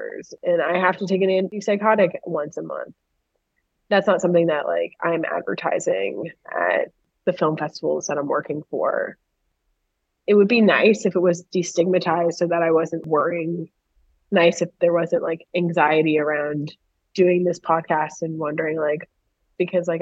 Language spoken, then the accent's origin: English; Miami, Florida, United States; I grew up in Miami